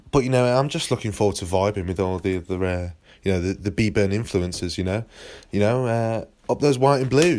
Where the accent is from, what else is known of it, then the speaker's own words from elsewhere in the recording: Sandhurst, South East England, United Kingdom; from Sandhurst.